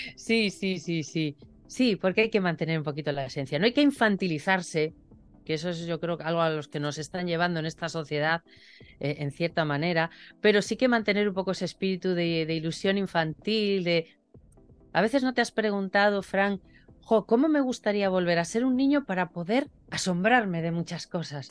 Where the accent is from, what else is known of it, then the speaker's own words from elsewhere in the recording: Torrelavega, Cantabria, Spain; yo era una niña que creció en un pueblo. Hoy ese pueblo es un poquito más grande, ya que está unido a, la ciudad de Torre la Vega... pero mi pueblo se llama Tanos